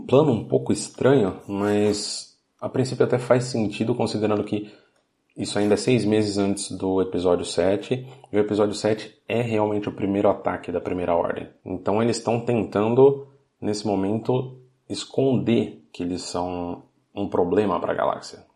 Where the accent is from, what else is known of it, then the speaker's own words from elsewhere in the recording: Brazil; quando eu era criança no Brasil